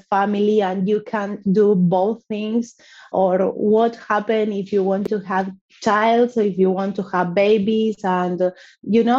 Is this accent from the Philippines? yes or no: no; Argentina; also born or lived in Buenos Aires; I am from Argentina. I live in Buenos Aires